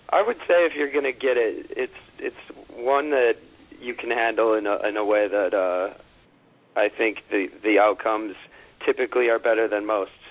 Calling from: New York, United States; Uh, right in Manhattan, in the heart of uh, good old Midtown East.

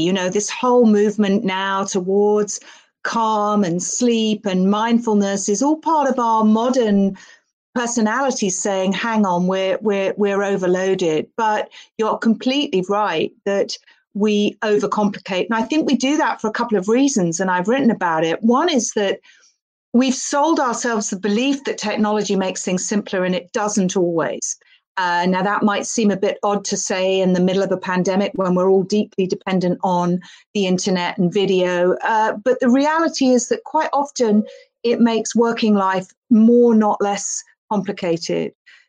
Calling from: London, United Kingdom; I'm joining you from London in the UK.

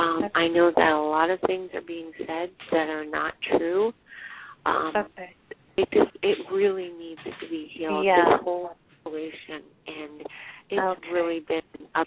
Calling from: Pennsylvania, United States

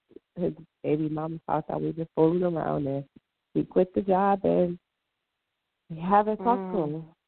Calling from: Michigan, United States; I'm calling from Michigan.

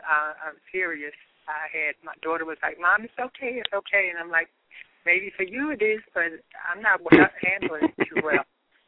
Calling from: New York, United States; moved away; Yes, I am calling from New York.

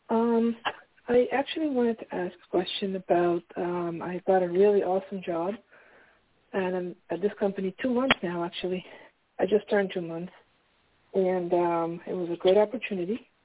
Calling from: Pennsylvania, United States; calling from Pennsylvania. Good evening.

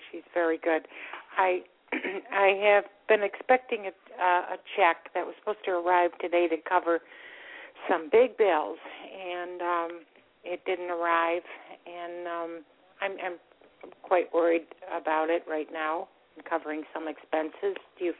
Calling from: Florida, United States; I'm from Florida, and I'm so grateful you took my call.

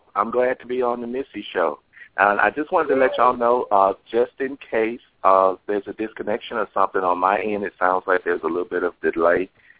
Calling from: Los Angeles, California, United States; I'm calling from Los Angeles.

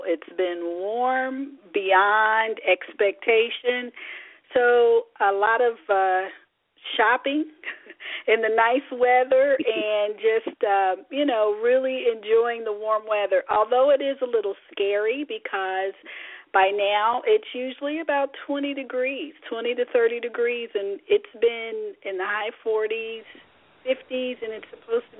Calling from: Chicago, Illinois, United States; I am calling in from Chicago.

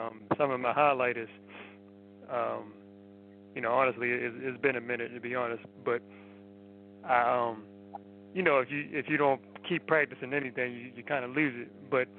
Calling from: Baltimore, Maryland, United States

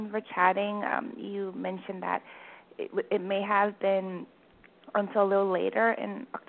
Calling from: Vancouver, British Columbia, Canada; calling from Vancouver.

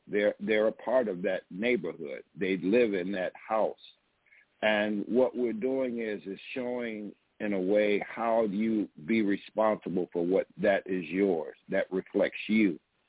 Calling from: DeKalb, Illinois, United States; I'm calling you from DeKalb, Illinois.

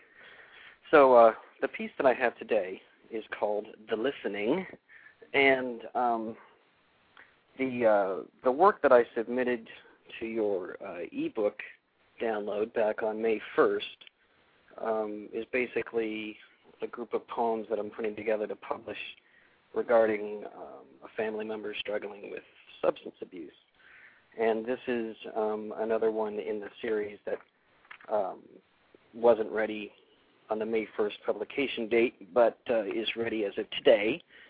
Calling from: Ohio, United States; Well, I'm calling from Ohio, but my phone number is from Texas, so it's a little strange.

